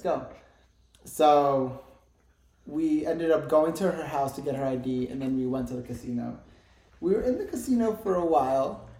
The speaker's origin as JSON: {"language": "English", "region": "New Jersey", "country": "United States", "moved": "yes", "lives_now": "Tucson, United States", "said": "I'm from Jersey"}